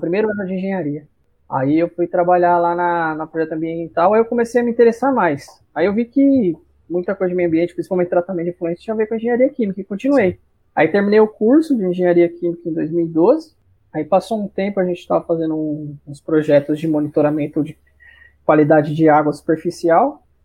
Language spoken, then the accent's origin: Portuguese; Cajamar, São Paulo, Brazil; also born or lived in Jundiaí; sou natural aqui de Jundiaí mesmo, né? Mas morei em Cajamar muito, muitos anos, 30 anos da minha vida